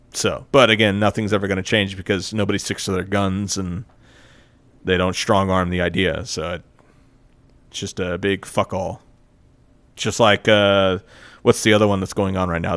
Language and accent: English; United States; I grew up in America where we have a really shitty education system